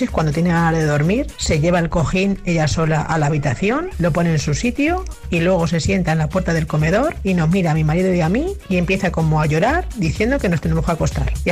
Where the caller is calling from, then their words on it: Ciudad Real, Castilla-La Mancha, Spain; Hola, Tony. Soy …, de Ciudad Real.